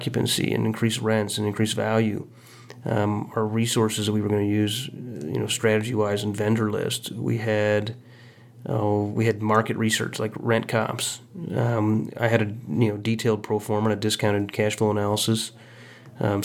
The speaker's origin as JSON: {"language": "English", "town": "Quincy", "region": "Illinois", "country": "United States", "tie": "born or raised there", "moved": "yes", "lives_now": "Kansas City, United States", "said": "my hometown of Quincy, Illinois"}